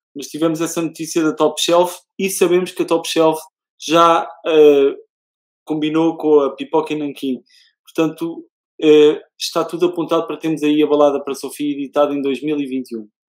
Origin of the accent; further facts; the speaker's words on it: Portugal; eu como português que está aqui